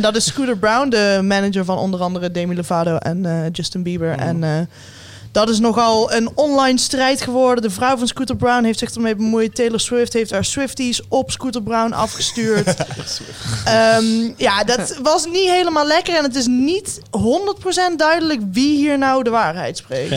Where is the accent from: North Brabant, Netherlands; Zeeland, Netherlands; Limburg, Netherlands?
Limburg, Netherlands; Ik als Limburger